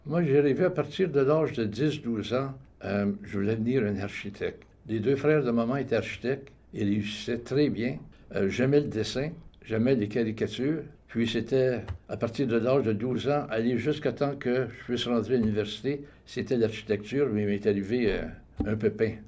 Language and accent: French; Montreal, Quebec, Canada; now in Toronto, Canada; Je suis né dans la magnifique ville de Montréal où est-ce que j'ai vécu jusqu'en 1969 où là, je me suis égaré à Toronto pour une période de 30 ans et pour la suite retourné dans ma ville natale